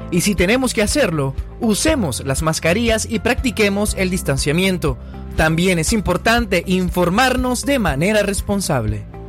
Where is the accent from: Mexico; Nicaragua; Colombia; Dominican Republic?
Nicaragua; moved away as an adult; mi corazón está en la patria que me vio nacer